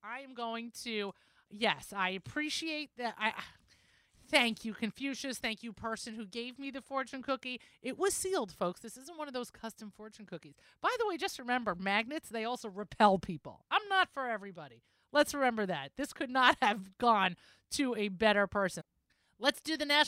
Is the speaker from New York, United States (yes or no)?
yes; New York, United States; I'm a New Yorker